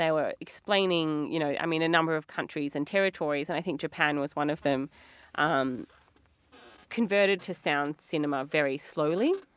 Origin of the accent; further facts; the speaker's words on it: Melbourne, Victoria, Australia; we're from Melbourne.